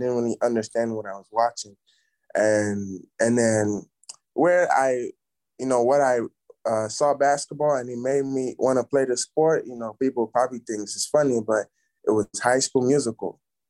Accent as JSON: {"language": "English", "country": "Nigeria", "tie": "born or raised there", "said": "But back home, like my first time even seeing a basketball like court, it was I was staying at this hotel"}